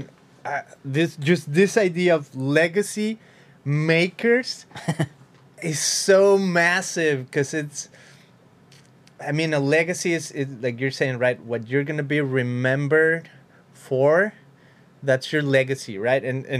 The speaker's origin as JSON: {"language": "English", "country": "Mexico", "said": "You know, I come from Mexico. I know this is about. Even in my own personal experience in Mexico is like, I went to a few of these things, like pyramidal whatever in Mexico."}